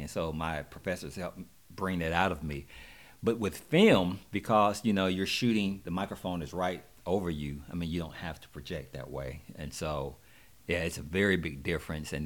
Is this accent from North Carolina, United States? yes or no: yes; Monroe, North Carolina, United States; moved away as an adult; now in Atlanta, United States; I'm actually from Monroe, North Carolina, right outside of Charlotte